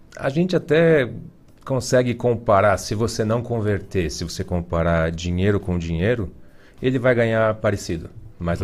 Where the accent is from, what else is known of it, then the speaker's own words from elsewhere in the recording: Ponta Grossa, Paraná, Brazil; also born or lived in Imbituva, Paraná; Eu sou de Ponta Grossa.